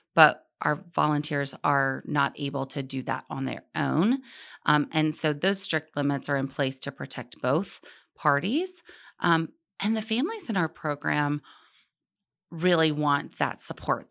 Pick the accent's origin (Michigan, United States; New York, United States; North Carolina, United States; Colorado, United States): North Carolina, United States; Charlotte; I grew up in Charlotte